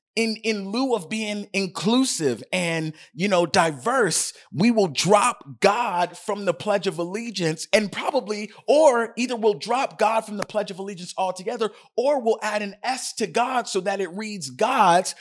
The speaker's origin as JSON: {"language": "English", "country": "United States", "said": "my citizenship as an American"}